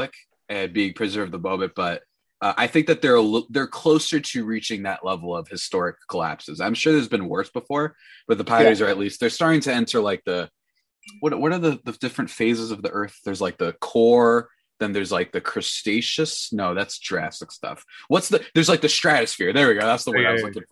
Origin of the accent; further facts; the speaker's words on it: New Jersey, United States; I hail from the absurdest land known as New Jersey.